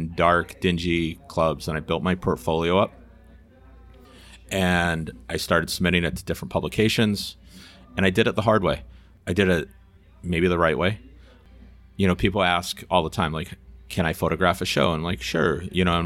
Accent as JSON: {"language": "English", "town": "Herkimer", "region": "New York", "country": "United States", "tie": "born or raised there", "said": "I was born in Herkimer"}